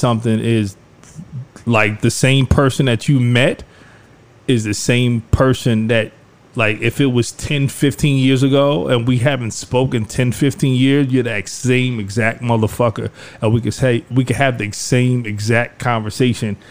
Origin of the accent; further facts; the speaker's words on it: Lakeview, New York, United States; moved away as an adult; also born or lived in Queens / Brooklyn / Harlem; growing up in Lakeview and then, you know, moving and buying a house in Queens and then moving to Brooklyn and then moving to Harlem